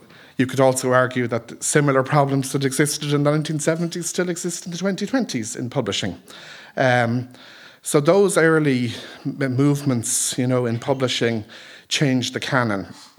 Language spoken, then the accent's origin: English; Dublin, Leinster, Ireland; also born or lived in Galway; I grew up in North Dublin